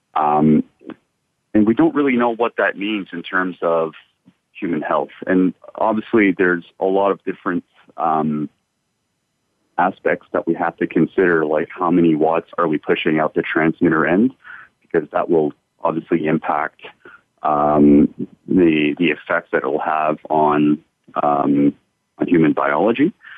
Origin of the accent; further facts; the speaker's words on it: Canada; moved away as an adult; also born or lived in United States; now in Adelaide, Australia; I'm originally from Canada myself. I've lived in Canada for uh, most of my life